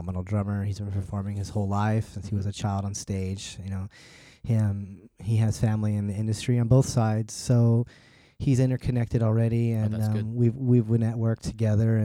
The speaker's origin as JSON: {"language": "English", "area": "Orange County", "region": "California", "country": "United States", "tie": "born or raised there", "said": "I grew up in Orange County."}